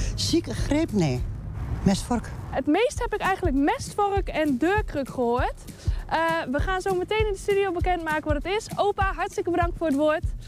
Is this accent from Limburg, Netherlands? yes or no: no; Twello, Gelderland, Netherlands; Nee, ik kom niet uit Twente. Ik kom uit Twello, het lijkt erop